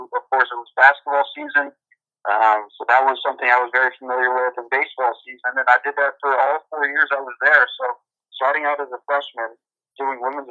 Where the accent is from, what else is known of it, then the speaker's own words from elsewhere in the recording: Connecticut, United States; moved away as an adult; I grew up in Connecticut